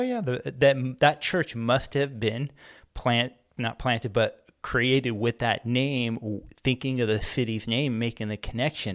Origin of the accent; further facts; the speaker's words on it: Antioch, California, United States; I grew up in Antioch, California